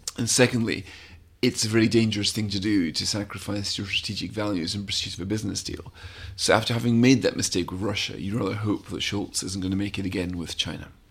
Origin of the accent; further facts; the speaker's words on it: Scotland, United Kingdom; now in London, United Kingdom; I've always felt as a Scot